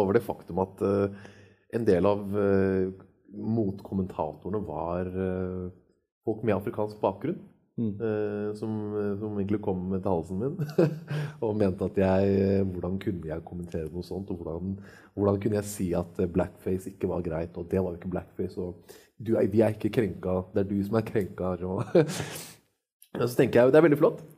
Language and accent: Norwegian; Norway; Jeg er født og oppvokst i Norge